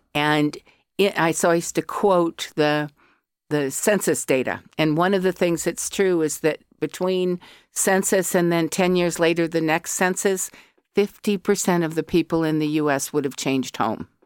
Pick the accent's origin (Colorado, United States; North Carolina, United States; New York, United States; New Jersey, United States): Colorado, United States; accent: yank; moved away as an adult; also born or lived in California; now in Ireland; I was born in California, but by the time I was four, I lived in Colorado. And I've been in Ireland twenty years